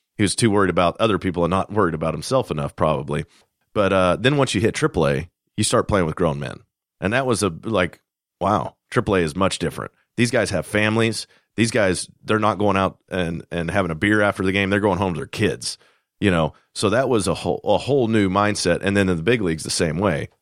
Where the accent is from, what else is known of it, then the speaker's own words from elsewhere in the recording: Kansas, United States; moved away; I'm from Kansas originally